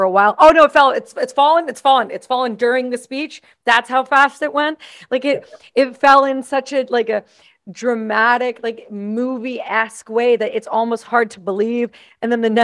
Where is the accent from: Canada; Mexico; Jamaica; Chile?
Canada; I'm Canadian